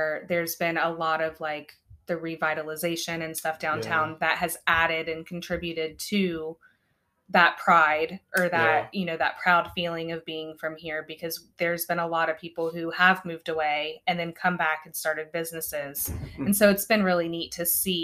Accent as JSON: {"language": "English", "town": "Chillicothe", "region": "Ohio", "country": "United States", "tie": "born or raised there", "said": "as somebody who did grow up here"}